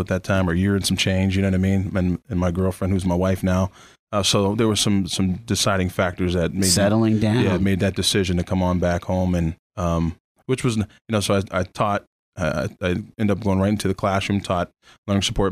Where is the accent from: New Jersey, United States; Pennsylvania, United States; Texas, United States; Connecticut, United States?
Pennsylvania, United States; Erie; born and raised from Erie, PA